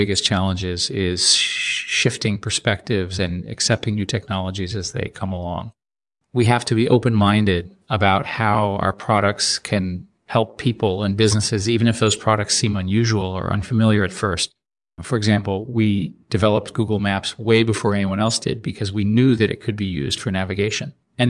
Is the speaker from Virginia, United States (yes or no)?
no; New York City, New York, United States; born there; Well, I was born in New York City in 1963.